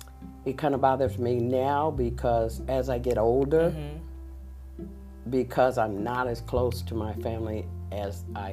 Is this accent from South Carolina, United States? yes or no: no; Des Moines, Iowa, United States; moved away as an adult; also born or lived in Utah / Seattle, Washington; now in Las Vegas, United States; I was raised in Des Moines.